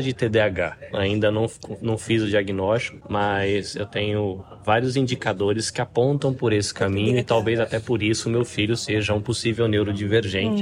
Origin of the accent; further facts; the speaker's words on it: near Campinas, interior of São Paulo, Brazil; also born or lived in Salvador, Bahia; now in Japan; Eu morei, cresci no interior de São Paulo, inclusive pé de Campinas. Uhum. Eu sou nascido em Salvador, na Bahia, mas cresci de pé de Campinas